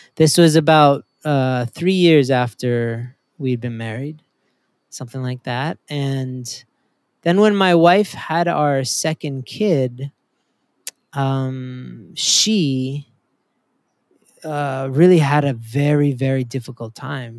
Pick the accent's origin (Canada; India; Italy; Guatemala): Canada; also born or lived in Maryland; now in United States; My wife and I are both immigrants to America. I'm from Canada.